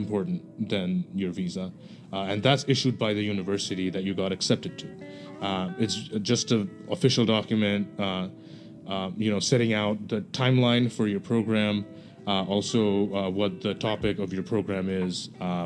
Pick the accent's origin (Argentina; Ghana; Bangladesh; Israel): Bangladesh; moved away as an adult; now in United States; I'm from Bangladesh